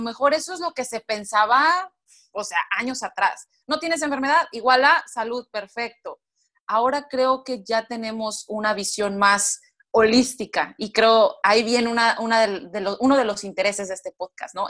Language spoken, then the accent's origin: Spanish; Mexico; moved away as an adult; also born or lived in United States / Brazil; yo soy mexicana, pero en dos diferentes países, Estados Unidos y Brasil